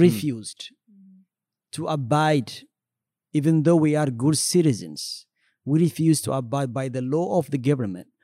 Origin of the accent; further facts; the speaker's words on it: Ethiopia; also born or lived in Eritrea / Sudan / Kenya; now in United States; I was born in Ethiopia and grew up in Ethiopia as well